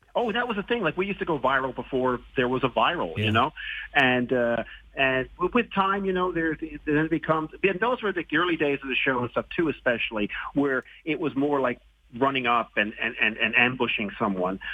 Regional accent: Newfoundland and Labrador, Canada; the guy from Newfoundland

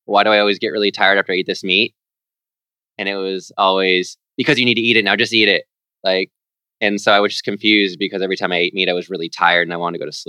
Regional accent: Lodi, California, United States; I'm from Lodi, California.

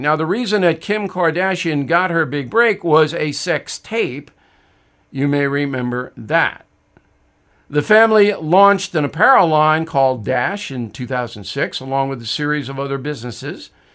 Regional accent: United States; as an American citizen

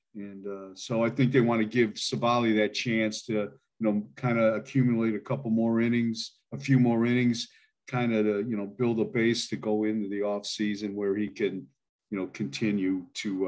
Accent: Milan, Ohio, United States; moved away as an adult; now in Idaho, United States; I grew up there in Milan, Ohio

